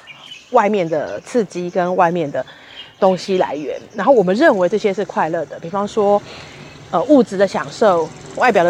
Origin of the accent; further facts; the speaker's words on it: Taipei, Taiwan; now in Yunlin, Taiwan; 比方说，我以前在台北就觉得啊，都乡下人好可怜，怎么样怎么样怎么样。现在我才真的有时候自己觉得我们台北人好可怜